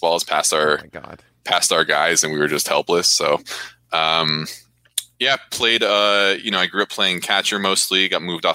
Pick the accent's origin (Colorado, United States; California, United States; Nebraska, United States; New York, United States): California, United States; Orange County, Southern; now in Hawaii, United States; I grew up in Southern California. Mm-hmm. Orange County.